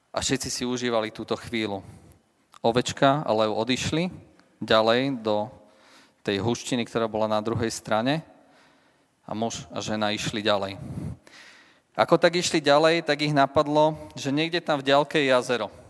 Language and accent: Slovak; Leopoldov, Trnava Region, Slovakia; u nás v Leopoldove